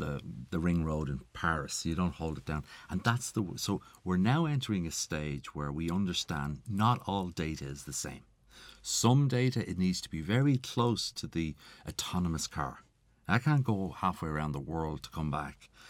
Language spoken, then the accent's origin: English; Ireland